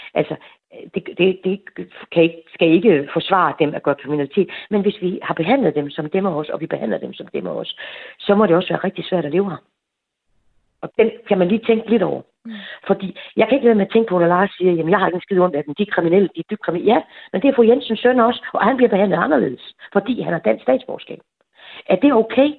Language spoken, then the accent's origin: Danish; Lolland, Zealand, Denmark; jeg er jo fra Lolland. Jeg har boet på Lolland i 20 år